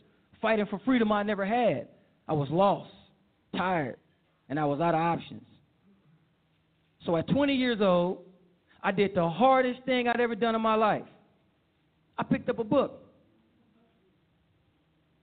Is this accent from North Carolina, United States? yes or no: no; Oakland, California, United States; I grew up in Oakland, California, with my mother and members